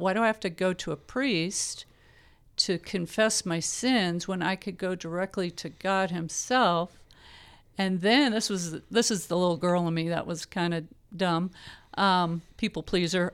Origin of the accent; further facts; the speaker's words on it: Palo Alto, California, United States; also born or lived in Fresno, United States; now in Visalia, United States; I was born in California, in the Bay Area